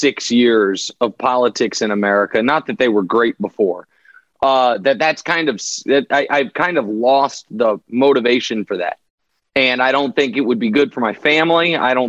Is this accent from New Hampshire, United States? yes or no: no; Kansas City, Missouri, United States; Yeah, that's right. My hometown.